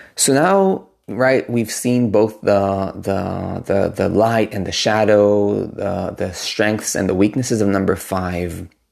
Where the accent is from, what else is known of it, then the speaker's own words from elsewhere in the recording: Israel; moved away; I come originally from Israel